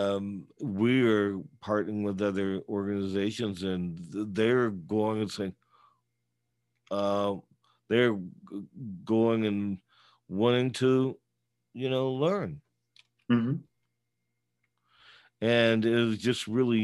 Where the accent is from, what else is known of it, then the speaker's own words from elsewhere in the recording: the Bay Area, California, United States; moved away; I was originally from the Bay Area, but I'm still in many ways rooted there still